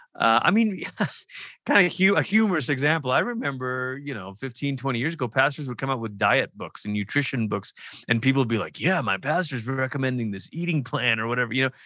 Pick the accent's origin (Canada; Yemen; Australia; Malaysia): Malaysia; moved away; I'm from Malaysia, I grew up in Malaysia.